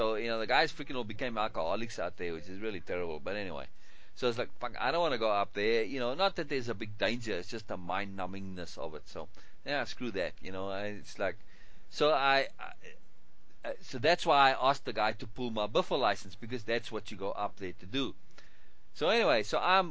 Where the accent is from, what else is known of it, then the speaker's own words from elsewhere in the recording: Cape Town, Western Cape, South Africa; to go back to Cape Town, to my hometown